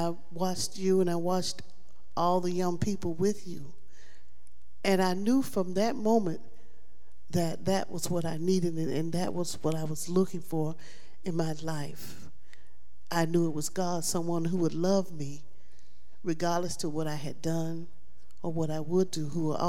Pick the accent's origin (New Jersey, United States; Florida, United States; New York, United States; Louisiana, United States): Florida, United States; Tampa; I'm originally from Tampa, Florida, and that's where I met the ministry in Tampa, Florida, at a church that I was attending.